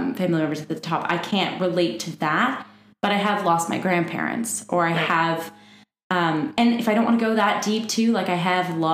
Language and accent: English; Windsor, Ontario, Canada; moved away; I'm originally from Windsor, so I was a part of the Windsor Light Music Theater Youth Choir